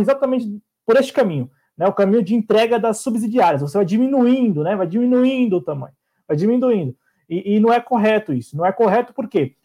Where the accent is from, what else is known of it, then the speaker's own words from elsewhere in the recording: Brazil; Nos pertence enquanto brasileiros